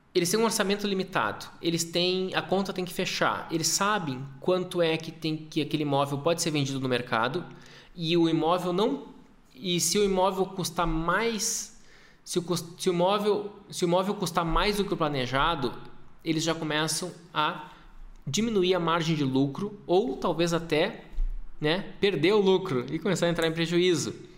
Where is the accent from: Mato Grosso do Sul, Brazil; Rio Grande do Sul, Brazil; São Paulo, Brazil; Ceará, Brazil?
Rio Grande do Sul, Brazil; Porto Alegre; moved away as an adult; also born or lived in Passo Fundo, Brazil / Europe; now in Gramado, Brazil; Eu sou de Porto Alegre. Minha vida inteira, uma boa parte, a maior parte da minha vida eu morei lá.